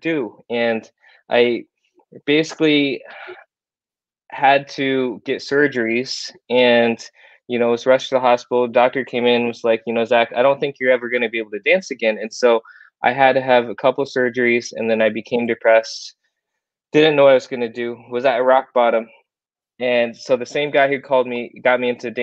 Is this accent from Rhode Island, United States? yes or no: no; Iowa, United States; moved away as an adult; now in South Korea; I moved to Iowa in the USA, lived there my whole life, went to high school there, college there.